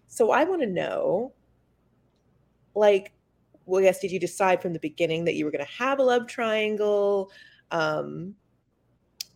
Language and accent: English; Atlanta, Georgia, United States; I grew up in Atlanta